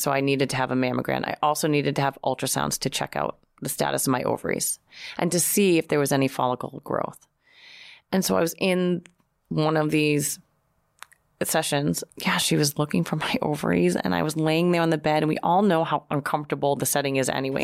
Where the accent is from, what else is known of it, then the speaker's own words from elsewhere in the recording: Boston, Massachusetts, United States; now in New York, United States; I'm from Boston